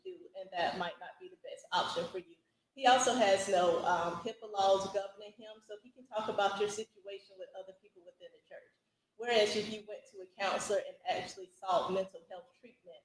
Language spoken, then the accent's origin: English; South Carolina, United States; also born or lived in Florence, South Carolina; Originally from Captain Coast, South Carolina.